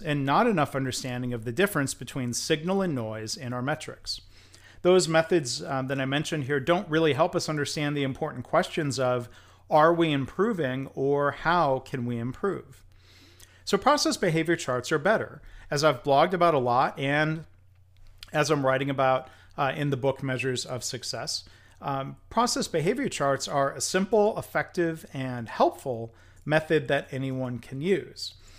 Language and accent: English; Livonia, Michigan, United States; I mean, it was my hometown